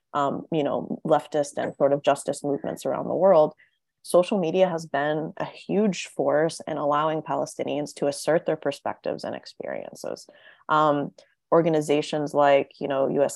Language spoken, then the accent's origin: English; Tennessee, United States; I grew up in Tennessee. I grew up in the American South